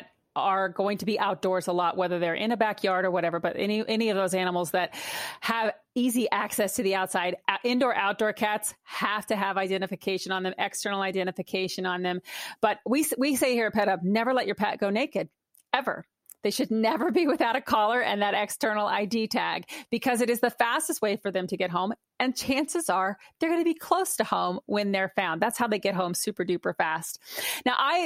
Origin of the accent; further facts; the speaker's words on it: Oklahoma City, Oklahoma, United States; Oklahoma City, which is my hometown, believe it or not. Born, bred, and raised in central Oklahoma